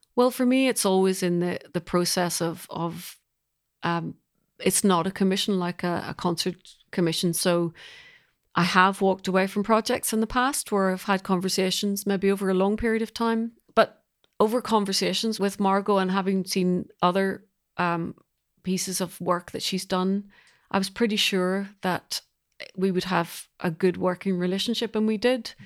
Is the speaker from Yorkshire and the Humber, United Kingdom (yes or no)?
no; Belfast, Northern Ireland, United Kingdom; now in London, United Kingdom; I'm originally from Belfast, and I'm a composer